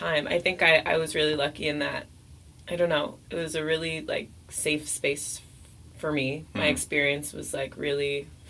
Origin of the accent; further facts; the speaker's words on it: New York City, New York, United States; also born or lived in Honduras; I grew up in the city. Mm. I grew up in New York City.